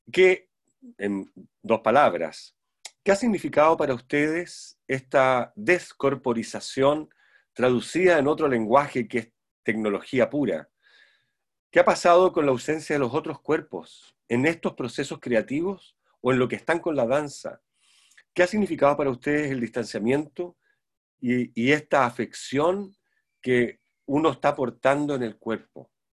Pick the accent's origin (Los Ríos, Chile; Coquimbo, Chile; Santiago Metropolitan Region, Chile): Santiago Metropolitan Region, Chile; Santiago; moved away; soy santiaguino de nacimiento, criado